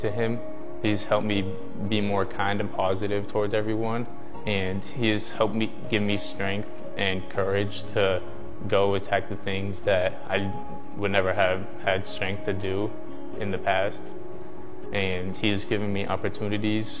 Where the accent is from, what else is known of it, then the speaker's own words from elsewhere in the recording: Mashpee, Massachusetts, United States; I am from Cape Cod, Massachusetts. So I went to Mashpee Middle High School